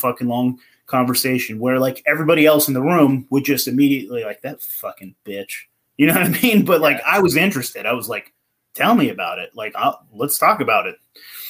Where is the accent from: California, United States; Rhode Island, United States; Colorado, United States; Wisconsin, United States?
California, United States; I came from California and then I moved to Portland.